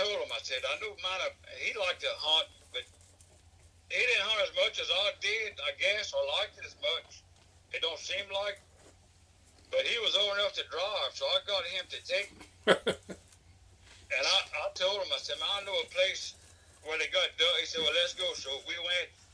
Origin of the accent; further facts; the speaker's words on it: Avoyelles Parish, Central Louisiana, United States; I'm from Balls Parish, Central Louisiana. And I grew up in a haunting household